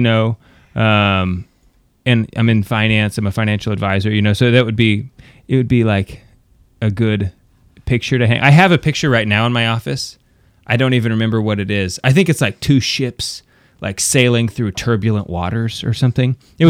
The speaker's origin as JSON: {"language": "English", "country": "United States", "said": "I'm American"}